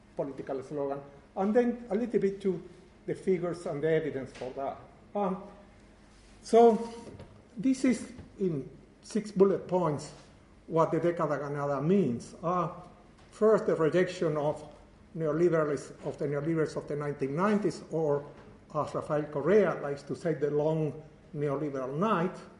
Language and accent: English; Uruguay; moved away; I am from Uruguay